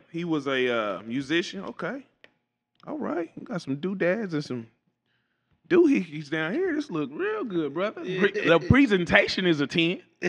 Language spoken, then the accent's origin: English; Kansas City, Kansas, United States; I'm a KCK kid, born and raised.